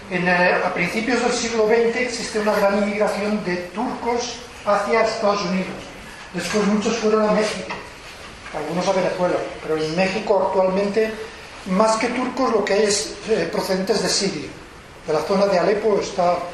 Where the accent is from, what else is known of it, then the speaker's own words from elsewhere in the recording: San Sebastián, Basque Country, Spain; Yo vengo de San Sebastián